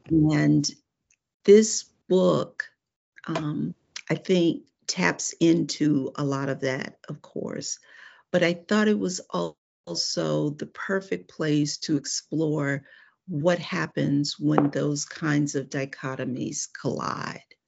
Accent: Cleveland, Ohio, United States; moved away as an adult; now in Atlanta, United States; I'm actually from Cleveland, Ohio

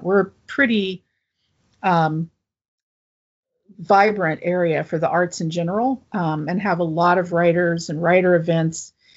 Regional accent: Appalachia, United States; I could set it in my home state, but also Appalachia and draw on, uh, you know, kind of my roots

